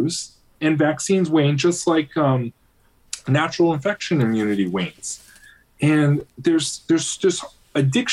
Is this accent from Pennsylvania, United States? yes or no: yes; Pennsylvania, United States; my home district where I grew up in Pennsylvania